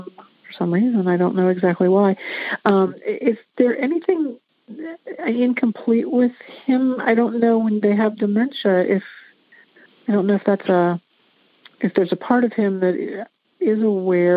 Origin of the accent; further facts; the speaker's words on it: Lancaster, Ohio, United States; moved away; I'm supposed to move back to my hometown to be close to mom